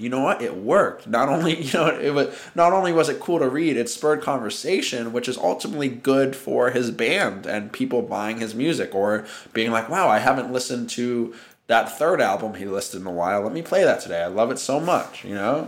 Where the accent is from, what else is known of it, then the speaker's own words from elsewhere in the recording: New York City, New York, United States; I was born and raised in Manhattan